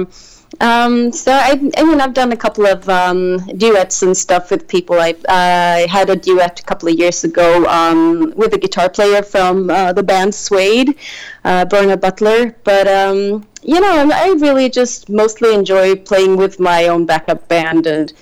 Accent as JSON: {"language": "English", "region": "west coast of Sweden", "country": "Sweden", "tie": "born or raised there", "said": "I grew up on the west coast of Sweden, and so on an island, actually."}